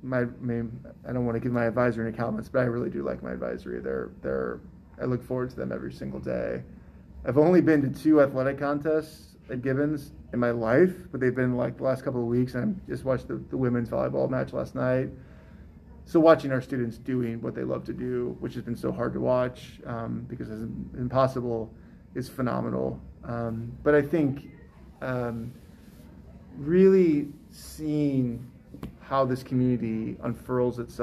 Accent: St. Louis, Missouri, United States; also born or lived in Chicago; now in Raleigh, United States; St. Louis, which is my hometown

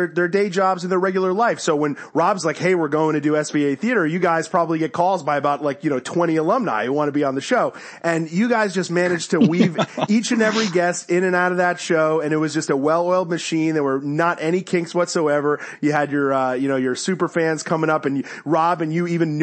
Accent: Connecticut, United States; I grew up in Connecticut

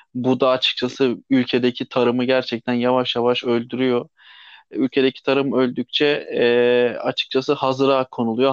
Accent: Thrace, Turkey; Kendim e, Trakyalıyım. Kırklareli Edirne

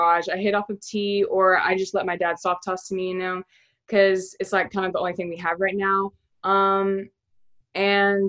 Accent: Keller, Texas, United States; I'm from Keller, Texas, and I'm 17 years old.

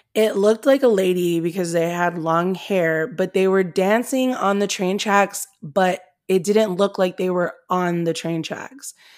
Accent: Comstock, United States; where I grew up in Comstock

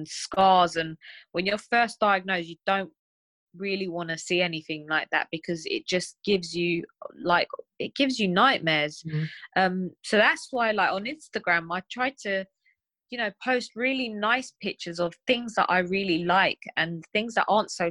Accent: London, United Kingdom; growing up in London as a Turkish girl

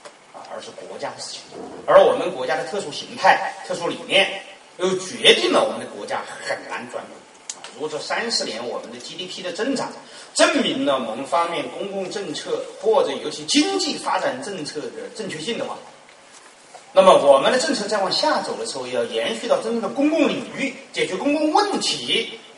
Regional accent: China; 当然我们中国人爱发梦也好，啊，中国人有梦想，说美国梦呢就是奥巴马能当总统，中国梦呢就是不断的使你有梦

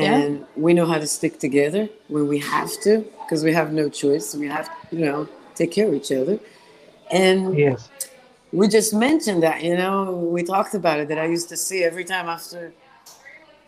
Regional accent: Israel; English is a second language; now in United States; growing up in Israel

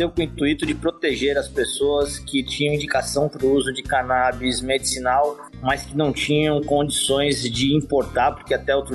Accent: São Paulo, Brazil; now in Florianópolis, Brazil; eu venho de São Paulo, moro em Florianópolis há 32 anos

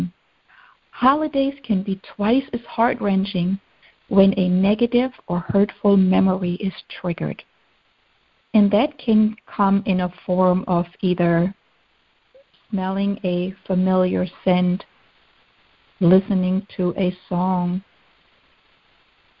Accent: Germany; moved away; Growing up in Germany

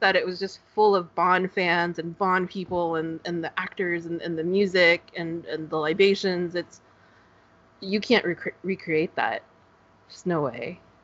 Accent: Northern California, United States; now in Southern California, United States; I, am in Southern California, um, okay. but I grew I grew up in Northern California

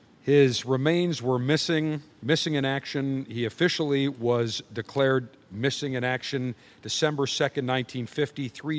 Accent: Buffalo, New York, United States; moved away; growing up in Buffalo

